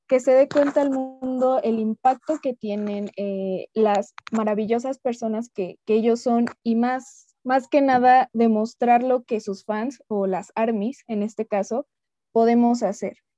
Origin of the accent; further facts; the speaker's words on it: Hidalgo, Mexico; Yo soy originaria de, México, del estado de Hidalgo